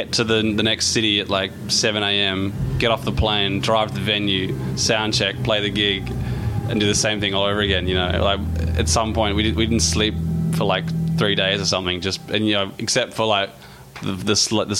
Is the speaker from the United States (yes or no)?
no; Perth, Western Australia, Australia; I'm from Perth, Australia